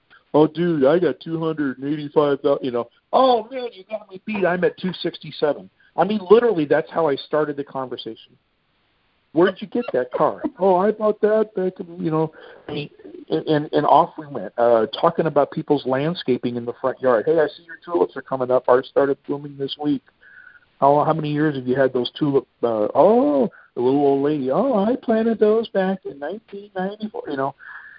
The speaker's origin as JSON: {"language": "English", "town": "Boston", "region": "Massachusetts", "country": "United States", "tie": "born or raised there", "lives_now": "Seattle, United States", "said": "\"Well, you know, I grew up in Boston.\" \"Okay, well then you're a legitimate Patriot.\""}